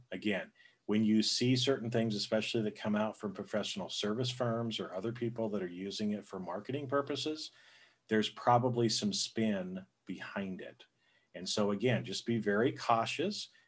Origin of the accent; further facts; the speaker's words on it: Boise, Idaho, United States; I grew up, I was born in Boise, Idaho which is, you know, it's a smaller area.